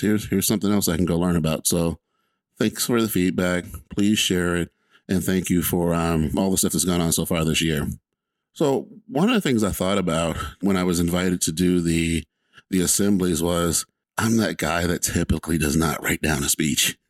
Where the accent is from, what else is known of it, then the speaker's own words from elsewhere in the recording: Atlanta, Georgia, United States; I'm just a kid from Atlanta, Georgia.